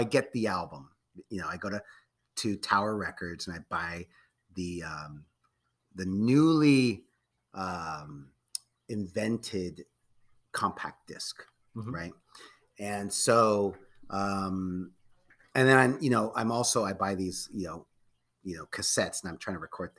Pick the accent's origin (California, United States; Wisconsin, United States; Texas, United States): California, United States; Redwood City; I grew up in Redwood City